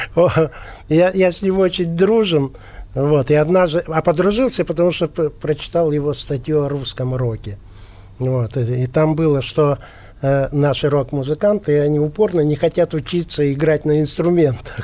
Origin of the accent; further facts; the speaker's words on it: Yekaterinburg, Sverdlovsk Oblast, Russia; moved away; мы же оба из Екатеринбурга, угу. Uh Свердловска. И дружили еще, будучи маленькими